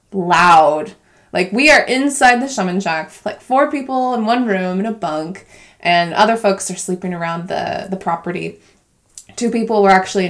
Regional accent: Colorado, United States; moved away; I grew up in Colorado, which is more in the west, like Midwest part of the country

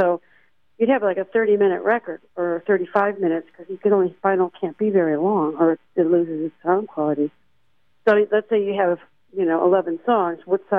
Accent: Tallahassee, Florida, United States; moved away as an adult; now in California, United States; I moved to California right about the same time John did. He came from Baltimore and I came from Tallahassee, Florida.

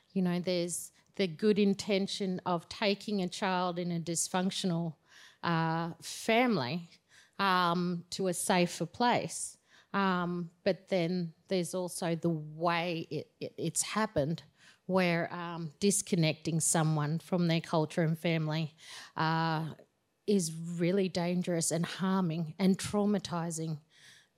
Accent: Ayr, Queensland, Australia; now in Tamborine Mountain, Australia; that was where I was born, up in Eyre

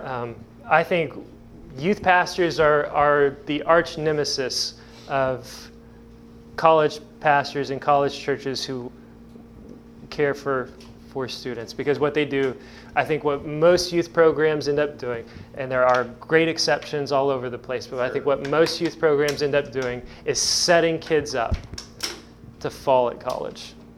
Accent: Evansville, Indiana, United States; now in Indiana, United States; I'm from Evansville

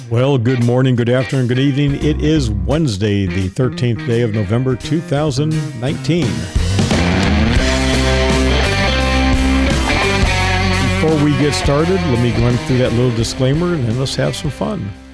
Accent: Dallas, Texas, United States; moved away; Dallas is my hometown. That's where I was born. Haven't lived in Dallas for a long time

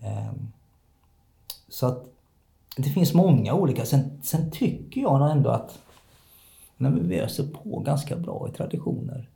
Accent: Kalmar, Kalmar County, Sweden; now in Hässleholm, Sweden; Jag är född i Kalmar, uppvuxen i Kalmar.

